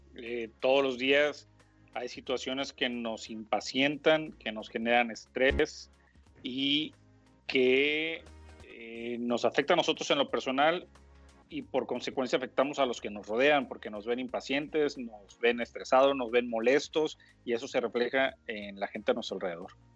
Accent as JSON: {"language": "Spanish", "town": "Mazatlán", "region": "Sinaloa", "country": "Mexico", "moved": "as an adult", "lives_now": "Monterrey, Mexico", "said": "yo que soy de Mazatlán, eh, yo llegué a los 18 años aquí a Monterrey"}